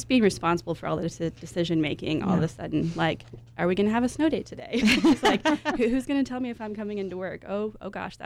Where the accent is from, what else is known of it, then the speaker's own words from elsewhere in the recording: Amarillo, Texas, United States; moved away as an adult; also born or lived in Dallas; now in San Antonio, United States; I did work in a dental office in my hometown of Amarillo.